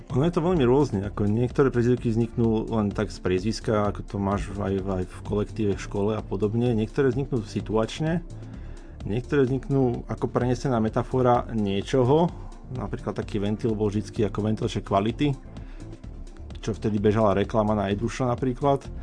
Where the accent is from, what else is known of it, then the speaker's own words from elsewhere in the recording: Nitra, Nitra Region, Slovakia; moved away as an adult; now in Banská Bystrica, Slovakia; ja som pôvodne z Nitry